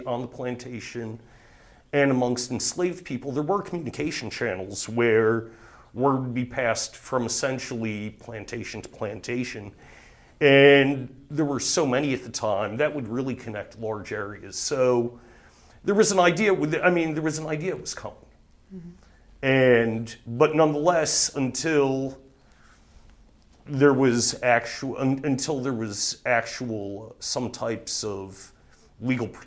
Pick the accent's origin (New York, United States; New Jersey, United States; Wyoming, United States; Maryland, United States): New Jersey, United States; moved away as an adult; now in Thomasville, United States; I'm born and raised in New Jersey